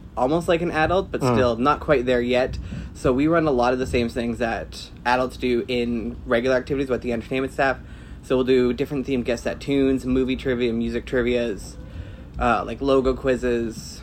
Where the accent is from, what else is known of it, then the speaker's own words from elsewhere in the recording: just outside Niagara Falls, Ontario, Canada; moved away as an adult; my hometown, which is just outside Niagara Falls, Canada